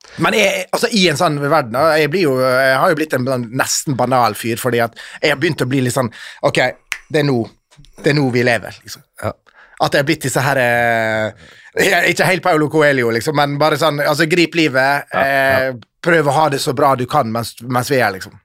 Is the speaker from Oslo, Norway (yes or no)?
no; Ålesund, Møre og Romsdal, Norway; vi vokste opp i Ålesund